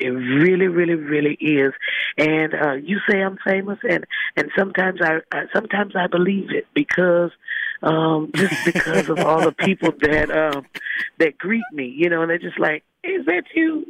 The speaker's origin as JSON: {"language": "English", "town": "Holly Springs", "region": "Mississippi", "country": "United States", "said": "I'm a suburb mm-hmm. of Memphis, Tennessee, the booming metropolis of Holly Springs, Mississippi. And so I'm on my way home to be with my people"}